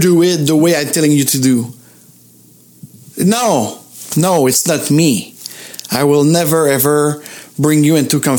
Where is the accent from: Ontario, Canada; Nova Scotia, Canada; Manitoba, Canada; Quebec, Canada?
Quebec, Canada; Montreal; I'm from Montreal